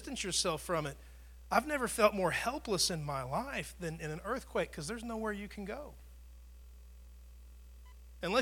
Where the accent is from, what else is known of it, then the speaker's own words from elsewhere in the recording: Tornado Alley, United States; I grew up in Tornado Alley